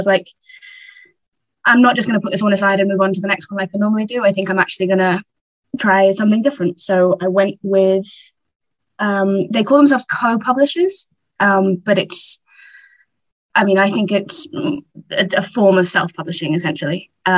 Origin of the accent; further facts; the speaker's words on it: England, United Kingdom; I'm English, as you can tell from the accent.